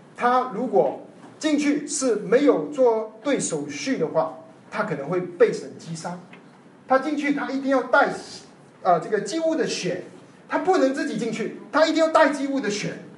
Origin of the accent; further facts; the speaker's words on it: China; 我们中国人不是亚伯拉罕的后裔